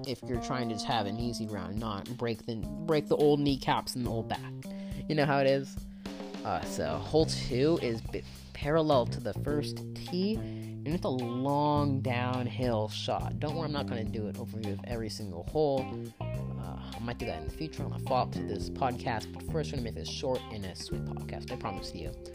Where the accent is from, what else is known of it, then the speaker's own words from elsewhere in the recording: Bay Area, California, United States; I'm from the Bay Area